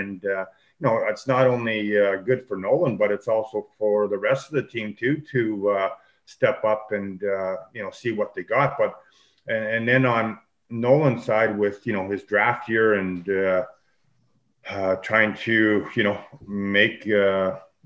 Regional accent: Churchbridge, Saskatchewan, Canada; we had some very, very talented players from Churchbridge

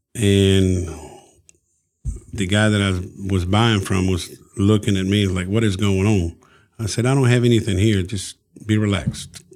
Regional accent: Tegucigalpa, Francisco Morazán, Honduras; now in Alabama, United States; originally, I'm from Honduras, Tegucigalpa, the capital.

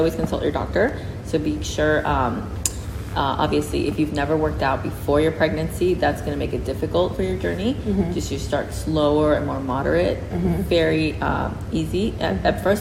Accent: United States; moved away as an adult; now in Singapore; I'm originally from the States

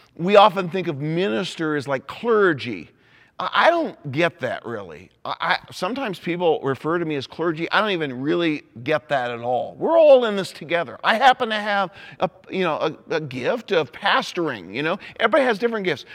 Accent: Indianapolis, Indiana, United States; I'm an Indianapolis Colts fan 'cause that's my hometown

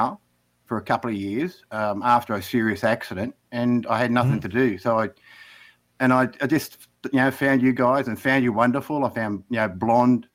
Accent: Australia; accent: Australian

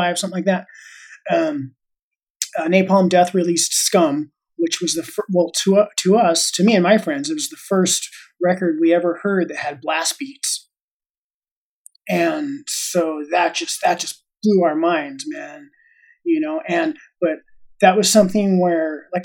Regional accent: Los Angeles, California, United States; I grew up in Los Angeles

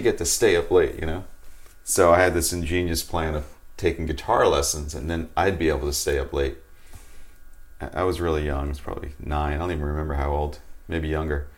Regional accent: Long Island, New York, United States; where I grew up on Long Island in New York, there was a big music scene

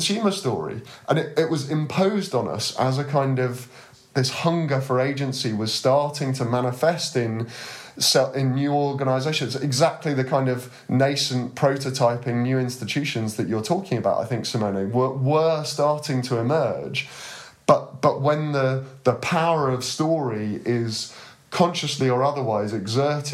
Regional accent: United Kingdom; particularly as a Brit

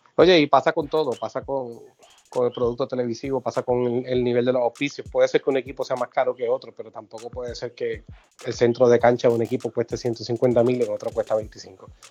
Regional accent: San Germán, Puerto Rico; a usar a mi pueblo de ejemplo. San Germán transmite todos sus juegos por YouTube

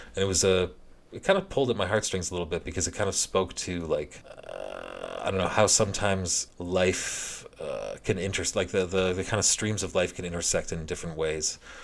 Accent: Canada; as a Canadian hockey fan

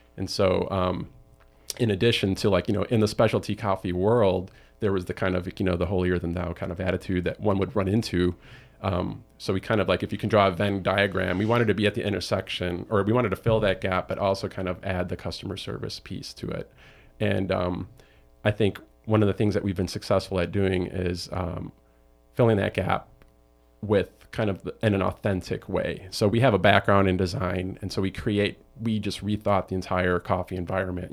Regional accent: Chicago, Illinois, United States; I'm from Chicago

